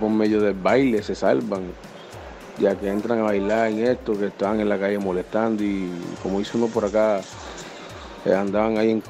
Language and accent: Spanish; San Basilio de Palenque, Bolívar, Colombia; soy de San Basilio de Palenque, pues soy egresado de las escuelas de Bellas Artes, soy pianista, maestro músico.